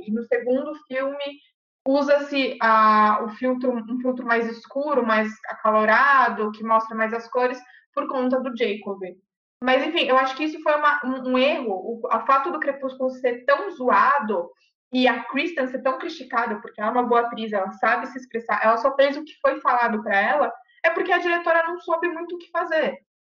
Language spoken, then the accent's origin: Portuguese; Campos do Jordão, São Paulo, Brazil; eu vivi em Campos do Jordão, porque eu sou de Campos